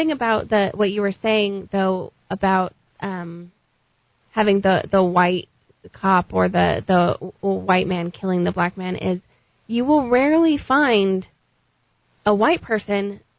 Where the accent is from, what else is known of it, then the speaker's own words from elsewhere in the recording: Albuquerque, New Mexico, United States; No, we grew up in the South Valley.